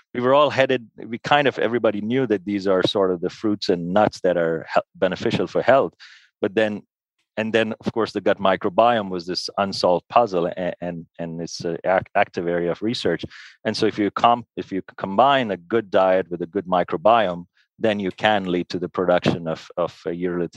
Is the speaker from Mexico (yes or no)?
no; India; moved away as an adult; also born or lived in United States; now in Switzerland; I'm Indian by origin. So moving from India to the US where I did my medical training and research training, and then to Switzerland